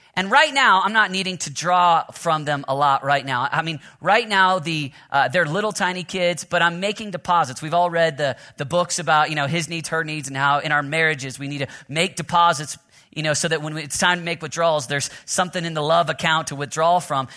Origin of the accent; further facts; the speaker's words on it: Oklahoma, United States; I'm from Oklahoma, so I got Sooner, Sooner blood in me